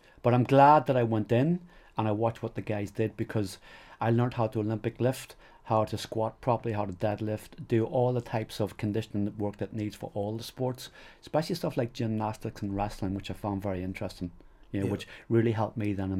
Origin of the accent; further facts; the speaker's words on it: Enniskillen, Northern Ireland, United Kingdom; moved away as an adult; also born or lived in England / Australia / New Zealand; I'm from Fermanagh. I love Fermanagh. This was our county team.